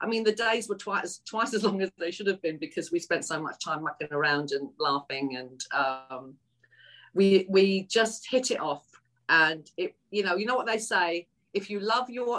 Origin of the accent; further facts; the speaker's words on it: London, United Kingdom; accent: Cockney; moved away as an adult; also born or lived in East End, London / Los Angeles, United States; Although I was raised in North London, I'm actually a true Cockney because I was born in the East End, within the sound of the Bow Bells